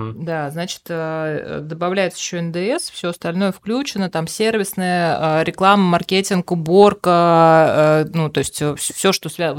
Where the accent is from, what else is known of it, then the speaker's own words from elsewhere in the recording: Dok, Bashkortostan, Russia; я сама родом с Дока и до 16 лет жила на, на ага. Доке